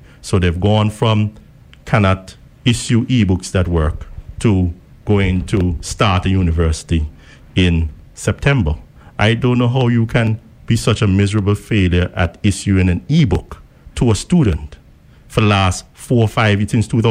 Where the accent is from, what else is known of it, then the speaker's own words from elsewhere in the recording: New York City, New York, United States; also born or lived in Antigua; now in Antigua and Barbuda; I left Antigua when I was 11 years old, you know, I keep telling you so, and I grew up in New York City